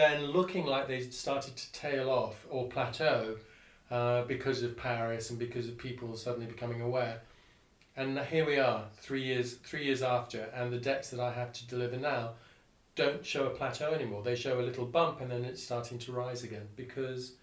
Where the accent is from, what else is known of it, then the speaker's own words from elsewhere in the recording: Singapore; I grew up in Singapore, and so I grew up in a regime in Singapore where you were constantly aware of the fact that the island didn't have enough water